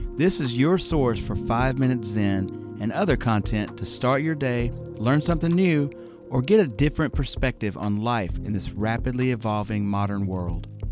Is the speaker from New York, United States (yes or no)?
no; Alabama, United States; I grew up in Alabama